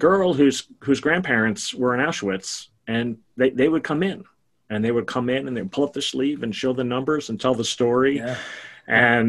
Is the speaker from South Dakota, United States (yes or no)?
no; New York City, New York, United States; I grew up in Brooklyn